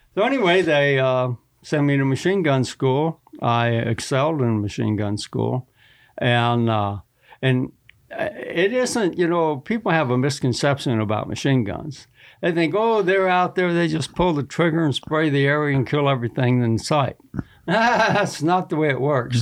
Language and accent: English; Texas, United States; I grew up hunting in Texas